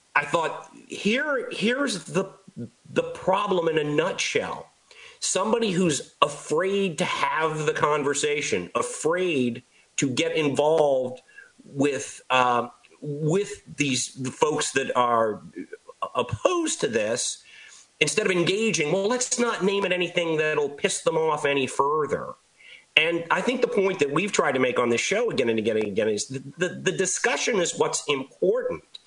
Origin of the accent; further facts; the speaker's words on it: Northern Virginia, United States; I am from Northern Virginia, as you know. I attended Robert E. Lee High School